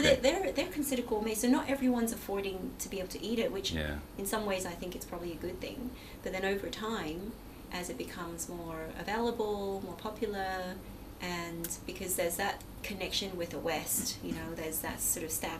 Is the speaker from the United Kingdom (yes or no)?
no; Myanmar; born there; because I was born in Burma